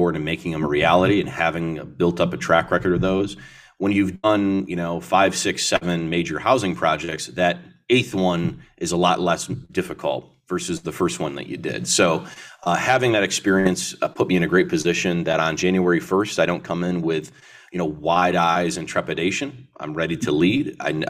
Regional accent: Syracuse, New York, United States; I'd be mayor of the city that I call my hometown, a community that I grew up in. So it's a great experience. And Syracuse was a big part of getting me to this place.

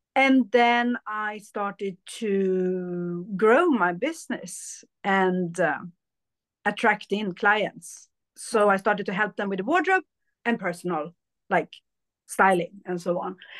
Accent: Sweden; also born or lived in India; I was born in India, but I was adopted to Sweden

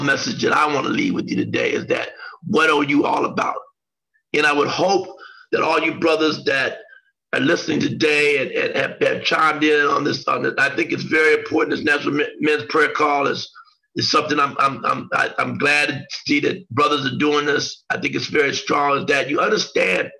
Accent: Xenia, Ohio, United States; where John and I grew up in Xenia, Ohio

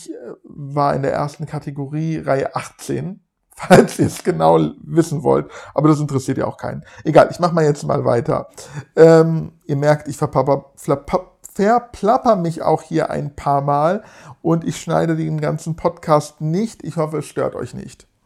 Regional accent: Frankfurt, Hesse, Germany; Ihr wisst, ich komme aus Frankfurt oder in der Nähe von Frankfurt.

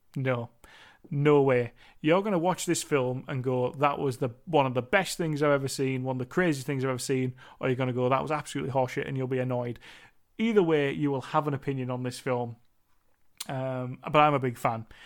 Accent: United Kingdom; I am British

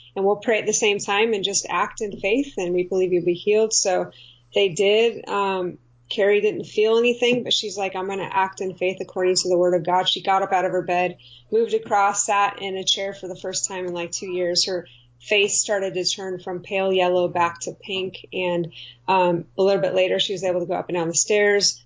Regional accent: California, United States; ended up moving to California

